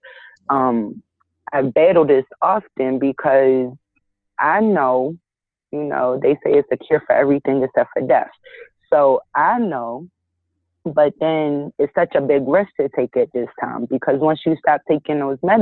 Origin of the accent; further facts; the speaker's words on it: Georgia, United States; now in Philadelphia, United States; I live in Philly, but I grew up down south in Georgia